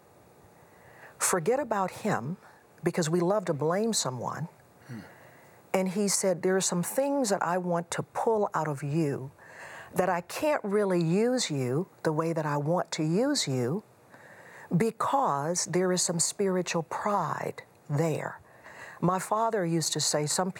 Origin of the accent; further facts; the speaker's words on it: Houston, Texas, United States; moved away; also born or lived in Chicago area; I grew up in Houston